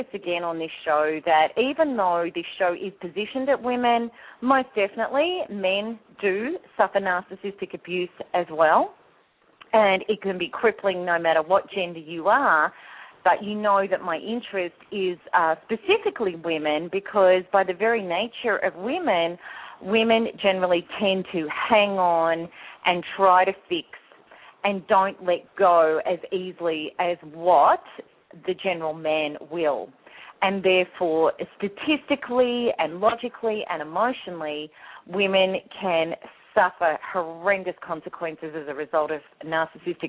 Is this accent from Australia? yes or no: yes; Australia; my home country, Australia